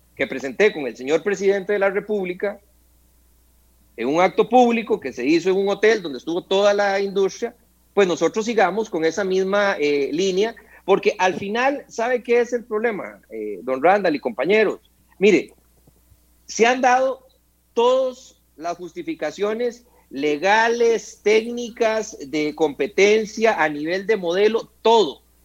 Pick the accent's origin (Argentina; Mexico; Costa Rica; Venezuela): Costa Rica; como costarricense y cliente del ICE